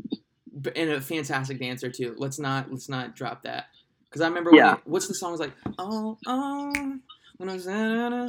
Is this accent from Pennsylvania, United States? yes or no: no; Ohio, United States; growing up in Ohio